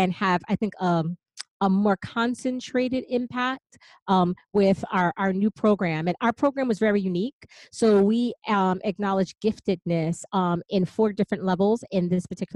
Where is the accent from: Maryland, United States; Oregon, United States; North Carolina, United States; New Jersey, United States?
New Jersey, United States; Passaic; I grew up in Passaic, New Jersey